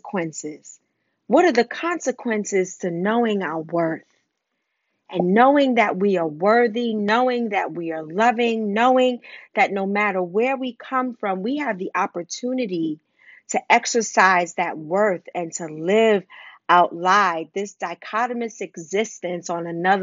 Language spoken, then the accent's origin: English; New York City, New York, United States; I grew up in Wagner Projects.